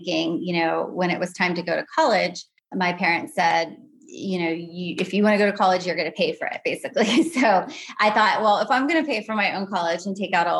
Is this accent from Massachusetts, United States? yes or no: no; Pennsylvania, United States; I'm originally from Pennsylvania